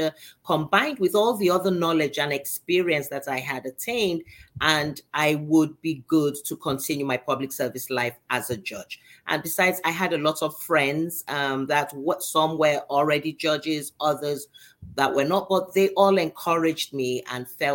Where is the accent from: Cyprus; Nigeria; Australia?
Nigeria; moved away as an adult; also born or lived in London, United Kingdom; now in Miami, United States; even though I was not born in Nigeria, I was taken there as a little child, and I did most of my education in Nigeria